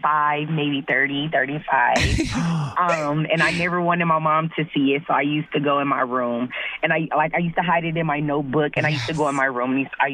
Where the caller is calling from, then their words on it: Neenah, Wisconsin, United States; I'm calling from Nina, Wisconsin.